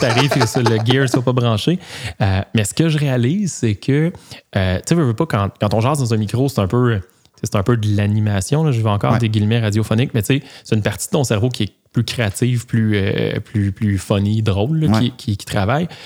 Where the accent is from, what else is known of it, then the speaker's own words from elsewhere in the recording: Joliette region, Quebec, Canada; moi puis mon co-animateur, on vient, de, la région de Joliette